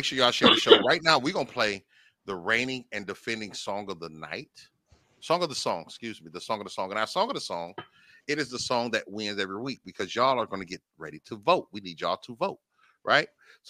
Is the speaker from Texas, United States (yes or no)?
yes; Dallas, Texas, United States; You're not just making songs because I'm from Dallas, so it got to sound like Dallas.